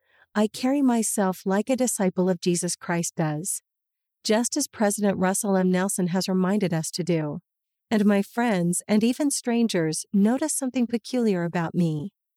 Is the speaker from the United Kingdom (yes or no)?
no; Colombia; English is a second language; and so different from the small city I grew up in back in Colombia.